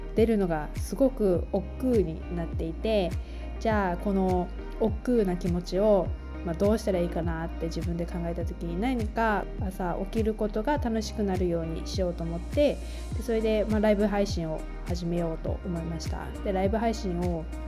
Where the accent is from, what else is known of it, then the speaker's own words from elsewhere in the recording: Japan; also born or lived in United States / Taiwan; 日本の田舎で育ち、アメリカ留学、台湾でのワーキングホリデーに行く